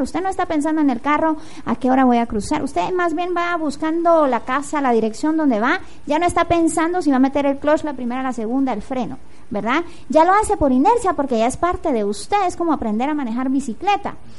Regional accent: Guatemala; una guatemalteca comprometida con la transformación

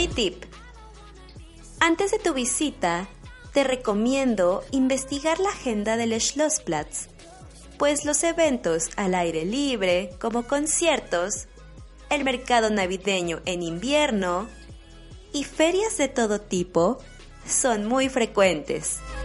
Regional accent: Mexico; moved away as an adult; now in Stuttgart, Germany; una mexicana viviendo en Alemania

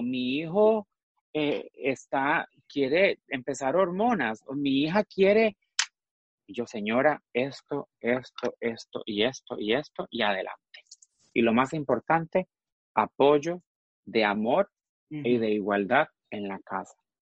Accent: Costa Rica; now in Miami, United States; Yo nací en Costa Rica, nací en Costa Rica en 1978

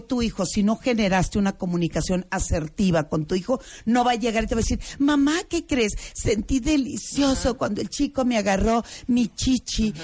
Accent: Culiacán, Sinaloa, Mexico; now in Mexico City, Mexico; yo vengo de Culiacán, yo soy de Culiacán, tengo mm. muchos años en la Ciudad de México

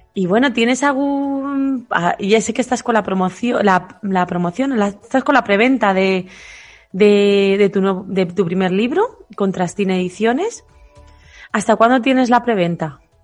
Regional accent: Castilla-La Mancha, Spain; yo soy manchega

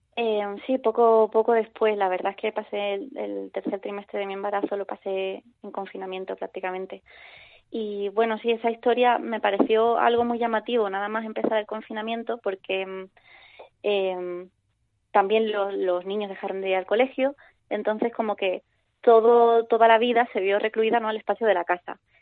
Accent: Cádiz, Andalusia, Spain; now in Madrid, Spain; estoy en Madrid, pero soy de Cádiz

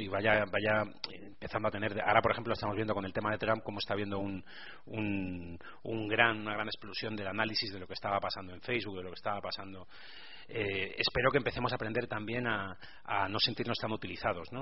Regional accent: Burgos, Castile and León, Spain; a pesar de ser de Burgos, eh, la tendencia a ser optimista, que es una cosa muy poco habitual en mi tierra

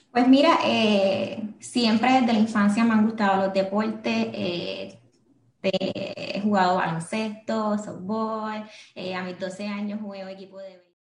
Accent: Guaynabo, Puerto Rico; now in San Juan, Puerto Rico; mi infancia, pues, la crecí en, la viví en Guaynao

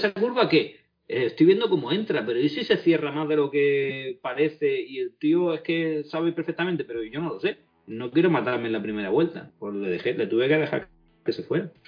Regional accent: Spain; Yo sigo siendo, sigo siendo español más que nadie

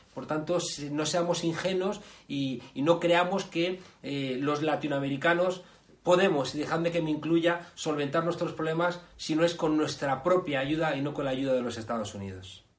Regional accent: Spain; nuestro país

